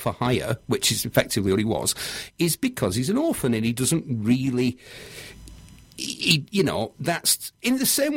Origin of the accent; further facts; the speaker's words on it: Manchester, North West England, United Kingdom; I'm from Manchester